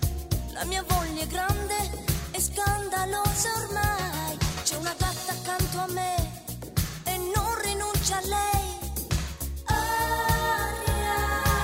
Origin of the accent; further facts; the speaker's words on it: Brazil; moved away; It's from my home country